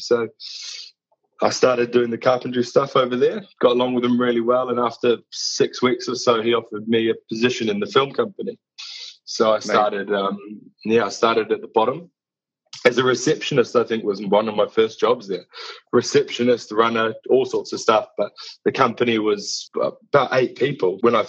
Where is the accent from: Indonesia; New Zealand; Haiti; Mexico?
New Zealand; moved away as an adult; now in London, United Kingdom; I moved over from New Zealand to London in 10 years ago, in 2011, 9 years ago.